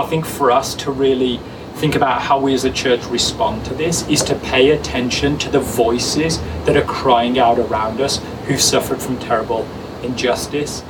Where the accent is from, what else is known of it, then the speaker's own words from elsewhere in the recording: England, United Kingdom; now in Hamilton, Canada; me as an English person